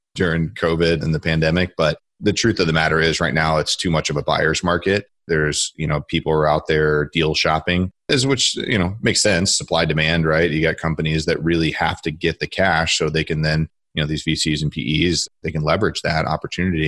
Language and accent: English; Akron, Ohio, United States; I'm from Akron, Ohio.